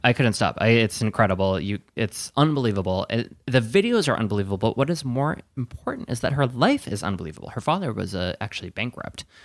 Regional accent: Wisconsin, United States; moved away; I'm from Wisconsin. I say that all the time. I'm from Wisconsin

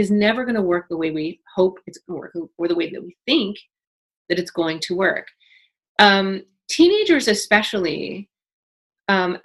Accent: Toronto, Ontario, Canada; I grew up in Toronto at 12

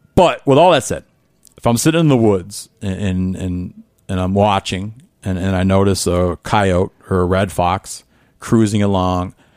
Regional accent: Northern Michigan, United States; I grew up in the Midwest

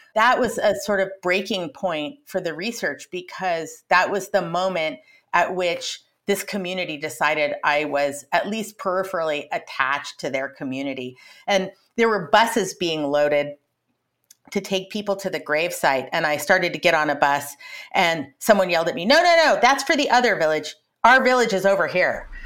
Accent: Colorado and Montana, Rocky Mountain West, United States; I grew up in Colorado and in Montana, out in the Rocky Mountain West

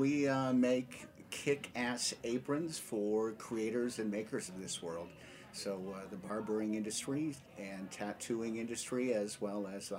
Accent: St. Louis, Missouri, United States; I grew up in St. Louis, Missouri, right next door to Andy Cohen.

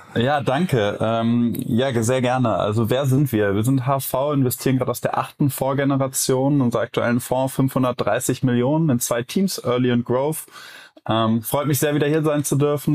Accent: Cologne, North Rhine-Westphalia, Germany; ich als Kölner

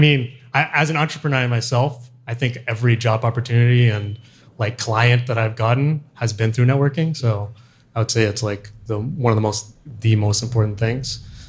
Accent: Bay Area, California, United States; moved away as an adult; also born or lived in Asia; now in Los Angeles, United States; I'm from the Bay Area, but I spent also about 14 years in Asia and was part of those tech communities. And so it's interesting being in LA for the last 4 or 5 years

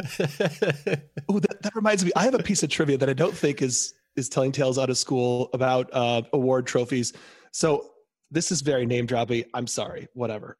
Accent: Ann Arbor, Michigan, United States; I'm from Ann Arbor, Michigan, which is a big football town

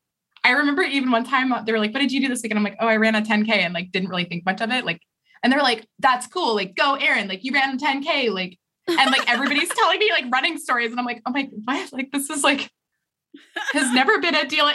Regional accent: Idaho, United States; now in New York, United States; I grew up in Idaho

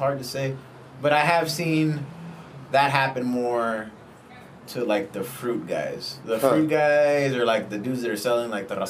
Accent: Los Angeles, California, United States; We're in this exact same neighborhood right here in Los Angeles. In Koreatown, I guess you could say.

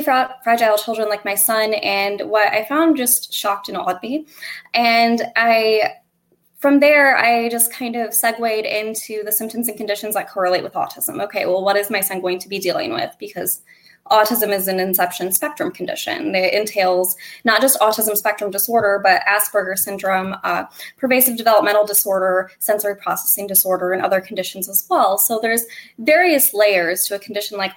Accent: Northwest Ohio, United States; I hail from Northwest Ohio

